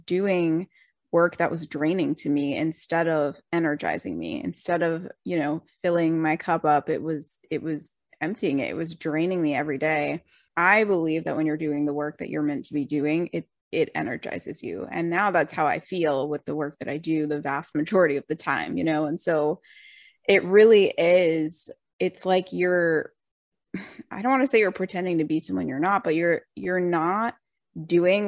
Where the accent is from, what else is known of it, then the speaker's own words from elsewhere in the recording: Rhode Island, United States; moved away as an adult; also born or lived in Boston; I grew up in Rhode Island, small little town